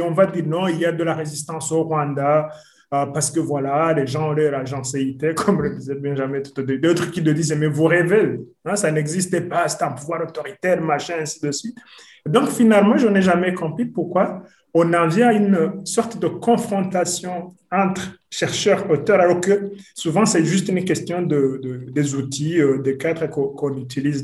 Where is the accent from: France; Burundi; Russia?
Burundi; je suis burundais